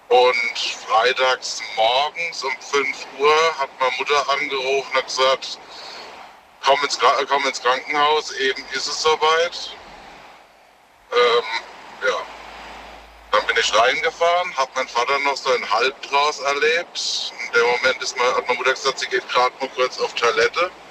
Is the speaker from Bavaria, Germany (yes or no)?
no; Worms, Rhineland-Palatinate, Germany; Aus Worms.